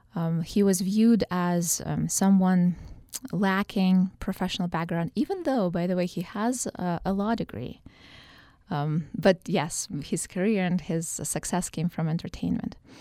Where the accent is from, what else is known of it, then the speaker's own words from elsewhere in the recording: Eastern Ukraine, Ukraine; moved away as an adult; now in Utah, United States; I grew up in Ukraine and I only moved to the U S, uh, as a, as a college student